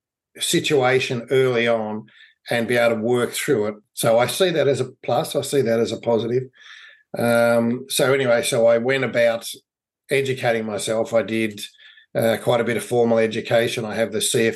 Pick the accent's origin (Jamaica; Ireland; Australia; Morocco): Australia; Melbourne, Victoria; I grew up in Melbourne, Australia. I've been here all my life.